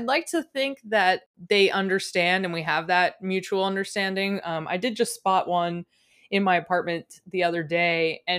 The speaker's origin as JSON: {"language": "English", "region": "East Coast", "country": "United States", "tie": "born or raised there", "also_born_or_lived": "Midwest", "said": "growing up on the East Coast and then living in the Midwest in those summers"}